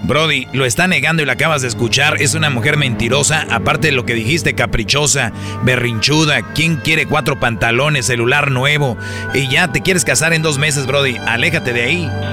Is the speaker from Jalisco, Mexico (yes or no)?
no; Monterrey, Nuevo León, Mexico; Yo soy del norte, de Monterrey